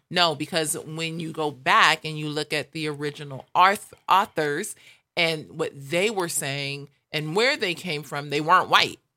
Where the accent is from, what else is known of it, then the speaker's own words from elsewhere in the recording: Los Angeles, California, United States; growing up in South L